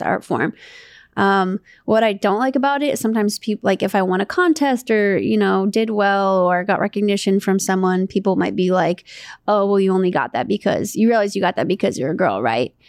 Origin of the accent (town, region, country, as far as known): Santa Monica, California, United States